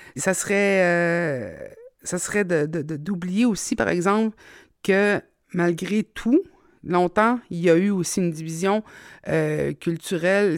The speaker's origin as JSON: {"language": "French", "town": "Mingan", "region": "Quebec", "country": "Canada", "tie": "born or raised there", "said": "je n'ai que le souvenir de venir de la Côte-Nord. C'était ma maison."}